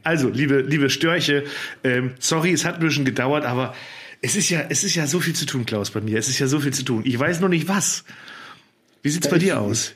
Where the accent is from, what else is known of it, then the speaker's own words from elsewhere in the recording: Germany; ich als Friese